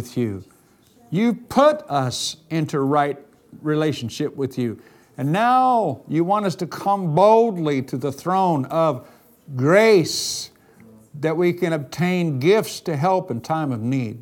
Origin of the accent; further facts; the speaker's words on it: United States; I'm an American